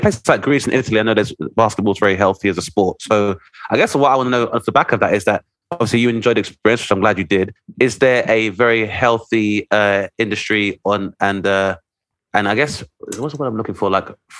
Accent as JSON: {"language": "English", "country": "United Kingdom", "said": "being a British national as a black dude, being able to play basketball and having those opportunities"}